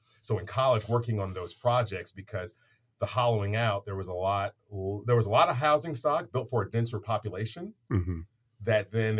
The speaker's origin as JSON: {"language": "English", "town": "St. Louis", "region": "Missouri", "country": "United States", "tie": "born or raised there", "lives_now": "Kansas City, United States", "said": "So I'm originally from St. Louis. So I grew up on the wrong side, I guess, of the state, depending upon who's going to be listening to this. And came to Kansas City back in the early aughts."}